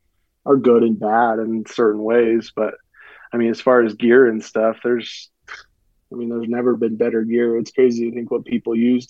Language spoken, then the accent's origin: English; Utah, United States; I'm from Utah, so I've just mostly hunted in Utah and just a few units in Utah pretty much my whole life